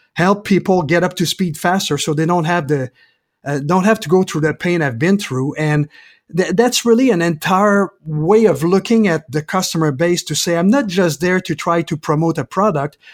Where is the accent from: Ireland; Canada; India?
Canada; Quebec; moved away as an adult; also born or lived in California / Denver; now in Portland, United States; I'm originally from Quebec, Canada, and I moved to, um, to California originally, then I moved to Denver, back to California, and now in Portland